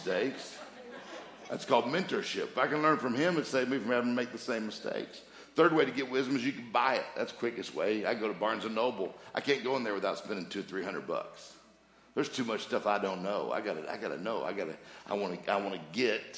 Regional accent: Mississippi, United States; I'm from Mississippi. Different. She's a northerner. I'm a southerner

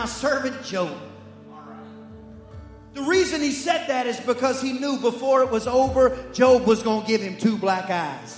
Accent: East Texas, United States; I'm from East Texas and that's how we talk when we're serious.

